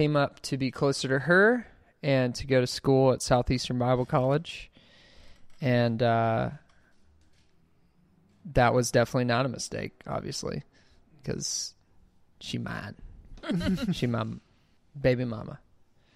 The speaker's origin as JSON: {"language": "English", "town": "Gulf Shores", "region": "Alabama", "country": "United States", "moved": "yes", "lives_now": "Birmingham, United States"}